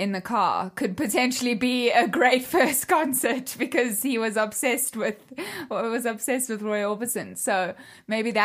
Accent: Cape Town, Western Cape, South Africa; I grew up in Cape Town in South Africa

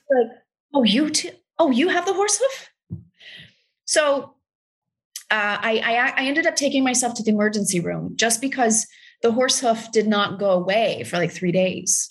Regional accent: Texas, United States; i'm from texas it is a very specific, it's hard R's

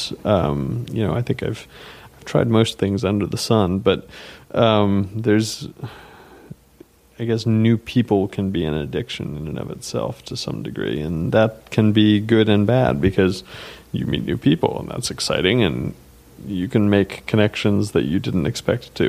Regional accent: the South, United States; now in New York, United States; I'm from the South originally

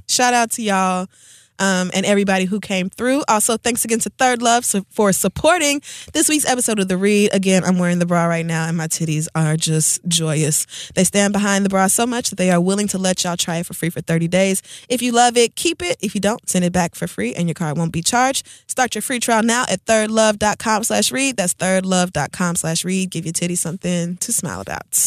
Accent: Oklahoma, United States; I grew up in Oklahoma

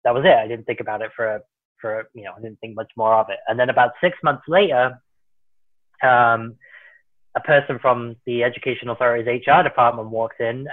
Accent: Worcestershire, West Midlands, United Kingdom; born or raised there; moved away as an adult; now in United States

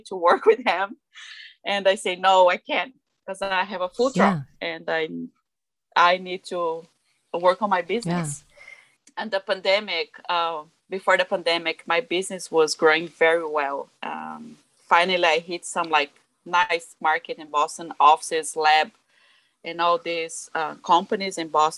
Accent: Brazil; English is a second language; moved away as an adult; now in United States; I'm from Brazil. It's my country where I'm born. And I came to USA, I was 18 years old

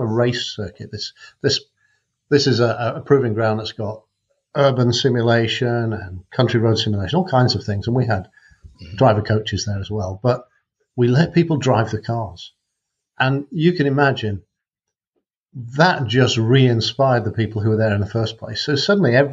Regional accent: North Wales, United Kingdom; also born or lived in Macclesfield; I was born in Macclesfield, but I was only there till I was three. And grew up in North Wales

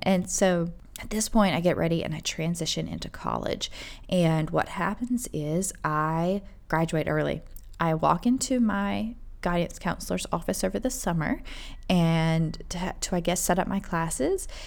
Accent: Rock Hill, South Carolina, United States; we had an amazing liberal arts university, uh, Winthrop University in our town also

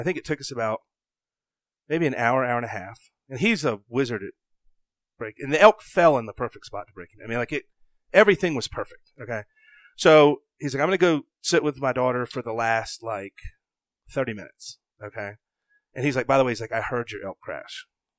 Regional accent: the South, United States; Cause like I had just accomplished something that as a, growing up in the South, you just didn't know if it was ever going to happen

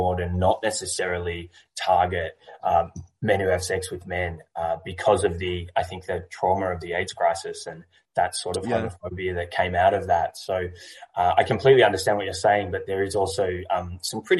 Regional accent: Melbourne, Victoria, Australia; I'm from Melbourne, Australia

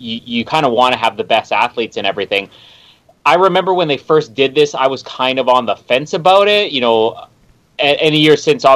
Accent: Canada; I am one Canadian

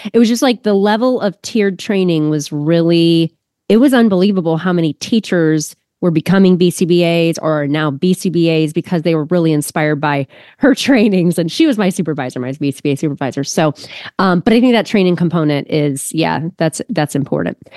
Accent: Ohio, United States; also born or lived in Austin, Texas; I am from Ohio, but I m, lived in Austin, Texas for three years 'cause of my husband's work

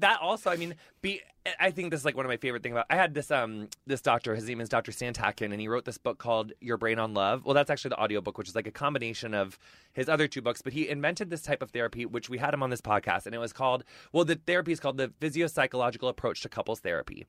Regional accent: Illinois, United States; also born or lived in Minneapolis; Midwesterner, too. I'm from Illinois

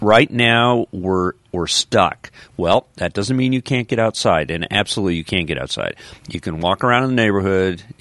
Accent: Colorado, United States; now in the South, United States; I grew up in Colorado

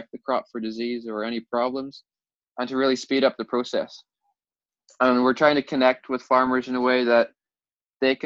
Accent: Ireland; So we're from Ireland and we have a farming background. So our families have been farming for generations and generations.

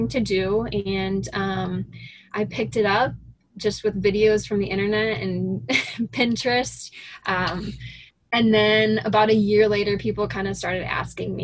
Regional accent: Sioux City, Iowa, United States; I grew up in Sioux City in Northwest Iowa, and I stayed there, went to high school, graduated from college there

